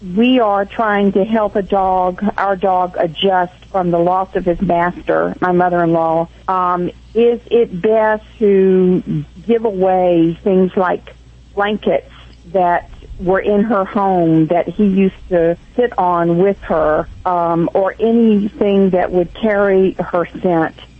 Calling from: Dana Point, California, United States; I'm calling from Dana Point, California.

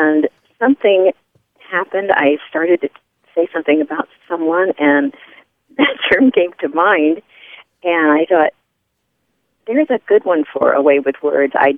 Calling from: Indiana, United States; I'm calling from Indiana

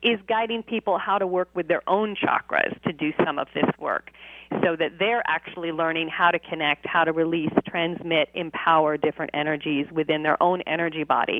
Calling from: California, United States; I am just south of Los Angeles.

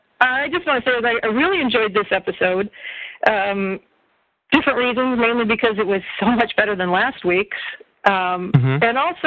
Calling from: Sarasota, Florida, United States; I'm calling from Sarasota, Florida.

